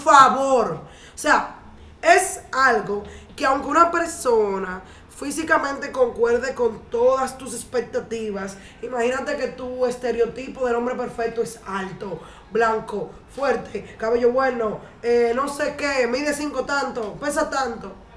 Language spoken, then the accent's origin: Spanish; Cibao, Dominican Republic; soy cibaeña